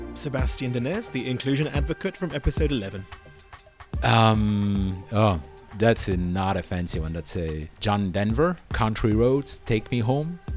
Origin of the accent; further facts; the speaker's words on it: United Kingdom; I'm a Brit